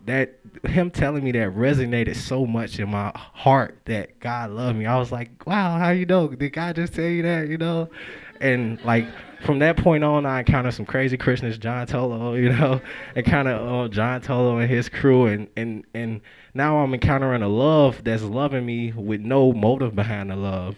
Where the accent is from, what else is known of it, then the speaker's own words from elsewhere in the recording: Chicago, Illinois, United States; moved away; I grew up in Chicago